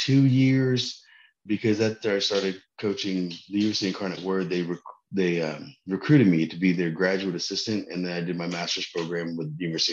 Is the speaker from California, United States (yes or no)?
no; Texas, United States; also born or lived in Ellsworth, Maine; Most of my life I was living in Texas. I'm actually a military brat, you know, kind of standard Filipino family. Dad's in the Navy, mom's a nurse. I was born in Ellsworth, Maine.